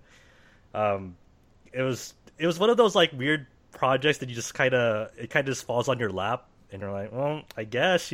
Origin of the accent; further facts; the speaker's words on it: Philippines; I'm Filipino as well